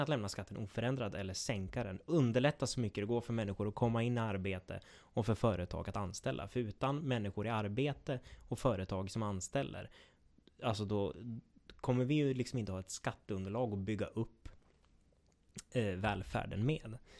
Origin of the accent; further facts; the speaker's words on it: Gävleborg County, Sweden; vi i Gävleborg, vi har ju två landskap